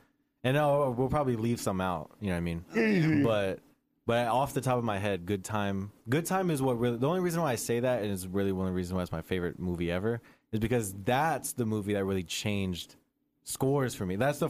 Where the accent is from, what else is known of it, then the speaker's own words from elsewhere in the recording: United States; I'm American.